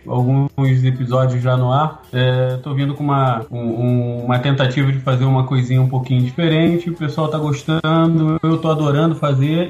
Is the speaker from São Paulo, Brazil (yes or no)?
no; Rio de Janeiro, Brazil; eu era tijucano